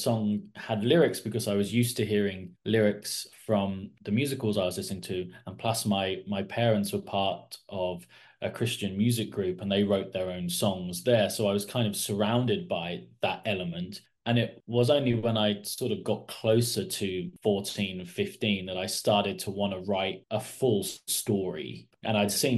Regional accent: Kidderminster, West Midlands, United Kingdom; now in Portsmouth, United Kingdom; I live in Portsmouth in the south of the country. My whole family originate from the West Midlands in Bromwich, and I was born in Kidderminster, so in the West Midlands.

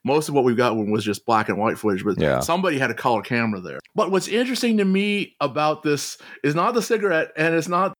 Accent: United States; As an American

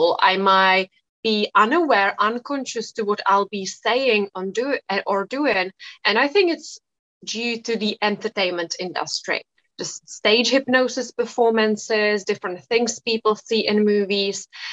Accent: Czechia; I come from the Czech Republic. So it is a Czech name

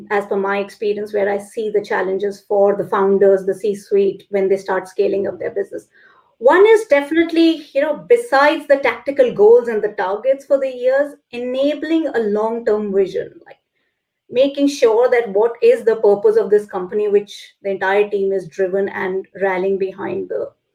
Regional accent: India; moved away as an adult; now in London, United Kingdom; I'm born and brought up in India, living in London right now

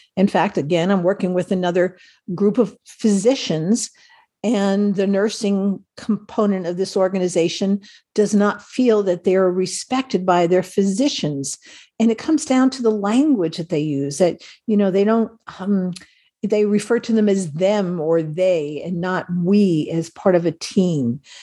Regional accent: Ireland; I'm Irish, so we are always about stories

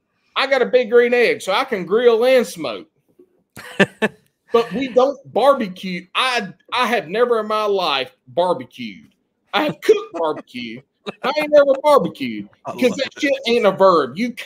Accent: South Carolina, United States; moved away as an adult; now in North Carolina, United States; This happened my freshman year of college in North Carolina. I grew up in South Carolina.

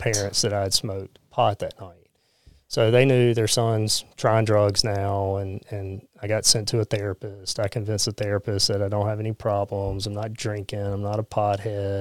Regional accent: Pascagoula, Mississippi, United States; I grew up in Pascagoula

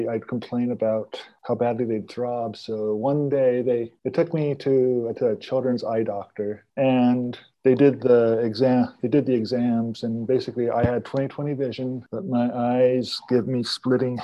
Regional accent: Estacada, Oregon, United States; also born or lived in Pendleton, Oregon; I was born in Pendleton, Oregon, and then at the age of 6, I was adopted by, a year later, I was taken in by a Mennonite family in Estacada, Oregon, who adopted me

